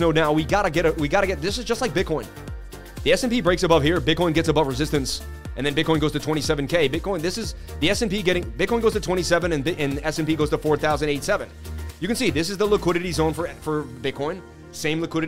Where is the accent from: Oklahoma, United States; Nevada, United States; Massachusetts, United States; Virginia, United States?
Massachusetts, United States; Boston; from the Bean